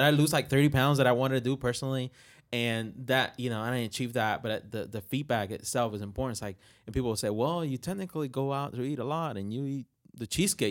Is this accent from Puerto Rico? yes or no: yes; Puerto Rico; English is a second language; moved away; I'm from Puerto Rico